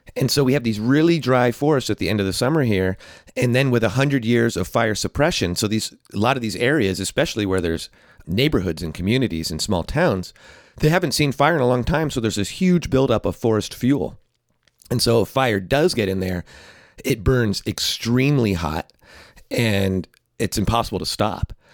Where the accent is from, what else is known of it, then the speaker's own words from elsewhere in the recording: California, United States; also born or lived in New York City; I grew up in California